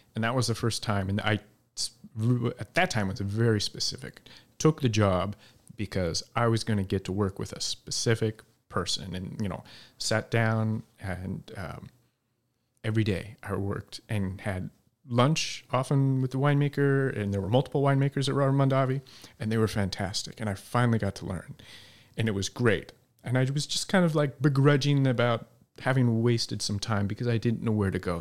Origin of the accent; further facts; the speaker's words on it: Salt Lake City, Utah, United States; moved away; also born or lived in Eastern Washington; I grew up in Salt Lake City with no connections to the business